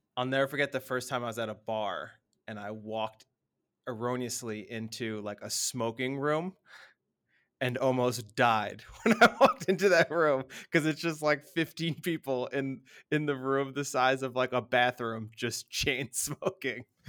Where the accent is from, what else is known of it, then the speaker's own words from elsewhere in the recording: United States; moved away; as an American